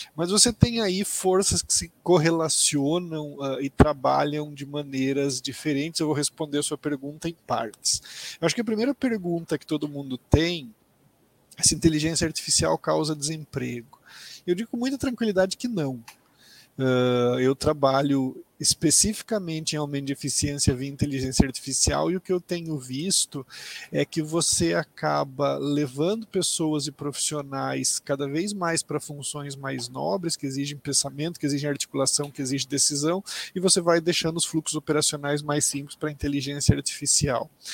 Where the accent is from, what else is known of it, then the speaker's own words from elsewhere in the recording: Mato Grosso do Sul, Brazil; moved away; Eu sou do Mato Grosso do Sul, me formei é, na Universidade Federal do Mato Grosso do Sul, em Campo Grande.